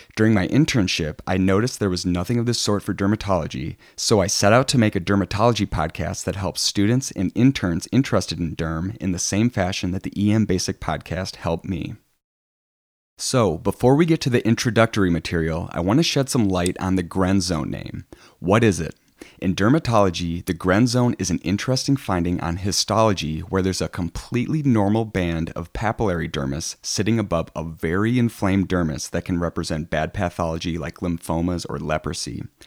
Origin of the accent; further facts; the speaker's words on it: Plainview, Minnesota, United States; also born or lived in La Crosse, Wisconsin / Des Moines, Iowa / South Miami, Florida / Jacksonville, Florida; I'm from Plainview, Minnesota. It's a small town outside of Rochester